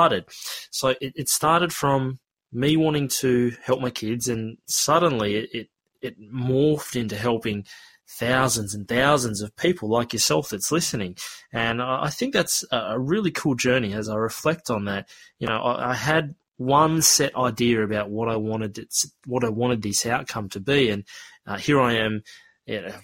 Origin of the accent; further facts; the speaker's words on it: Australia; accent: Australian; I do have an Australian accent, and you may be curious as to why is there this Australian guy trying to teach me how to speak te reo Māori. Well, look, I was born and raised here in Australia